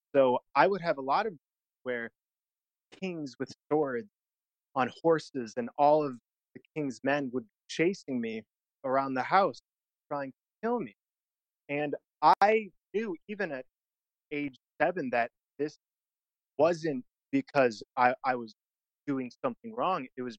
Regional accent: Detroit, Michigan, United States; Detroit, Michigan.

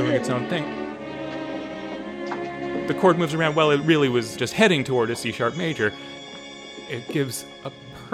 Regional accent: United States; speaking as another American

